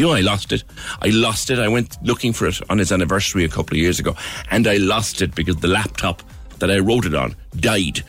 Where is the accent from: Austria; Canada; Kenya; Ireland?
Ireland; Cork, Munster; I grew up in Silverdale